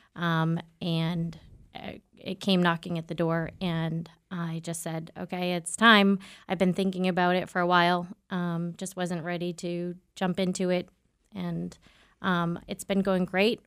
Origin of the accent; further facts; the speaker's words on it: Southern New Hampshire, United States; I'm from Southern New Hampshire